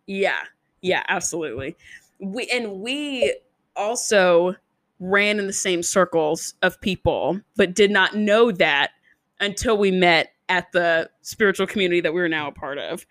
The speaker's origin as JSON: {"language": "English", "town": "Nashville", "region": "Tennessee", "country": "United States", "said": "I'm also from Nashville"}